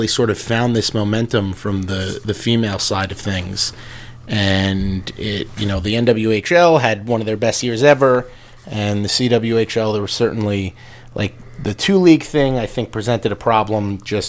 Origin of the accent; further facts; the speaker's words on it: United States; we're American